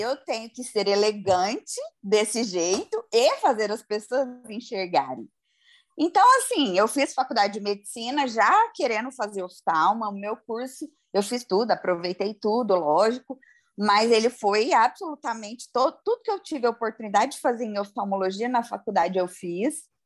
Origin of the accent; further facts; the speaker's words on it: Goiânia, Goiás, Brazil; porque eu sou de Goiânia